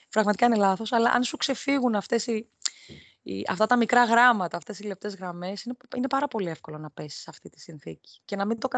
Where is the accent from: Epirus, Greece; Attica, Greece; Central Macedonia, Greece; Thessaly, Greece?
Attica, Greece; Athens; moved away as an adult; now in Rhodes, Greece; ενώ κατάγομαι από την Αθήνα, έχω γεννηθεί, έχω μεγαλώσει στην Αθήνα από το 23ο έτος ηλικίας μου και μετά, δηλαδή μετά το πτυχίο μου στην ουσία, ε, μετακόμισα στη Ρόδο